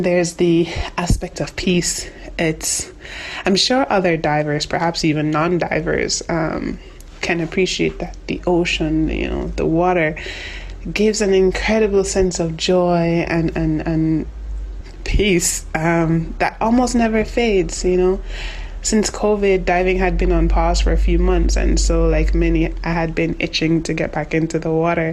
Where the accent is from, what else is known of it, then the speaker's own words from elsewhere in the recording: Jamaica; I'm from Jamaica.